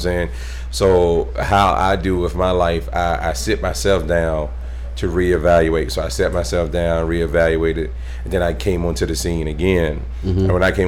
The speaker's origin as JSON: {"language": "English", "town": "Knoxville", "region": "Tennessee", "country": "United States", "tie": "born there", "said": "I was born in Tennessee, Knoxville, Tennessee."}